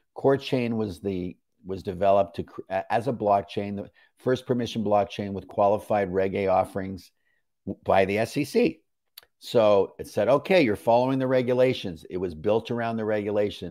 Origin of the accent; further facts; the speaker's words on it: Canada; I'm a Canadian